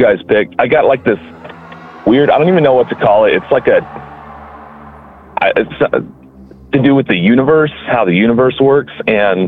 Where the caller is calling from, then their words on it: Kansas, United States; I'm calling from Kansas. Good old Kansas.